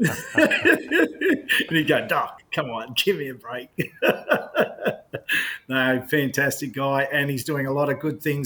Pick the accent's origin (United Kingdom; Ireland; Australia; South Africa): Australia; also born or lived in New Zealand; because I'm an Aussie